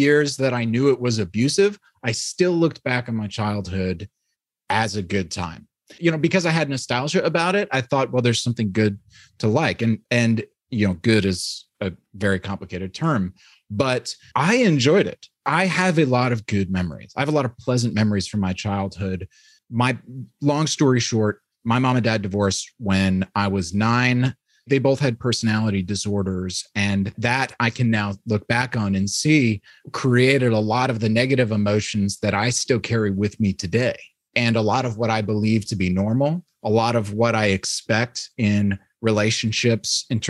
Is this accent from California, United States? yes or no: no; New York, United States; now in Midwest, United States; there's still something that I don't get about it just because I'm from New York. And so I was raised in a Christian environment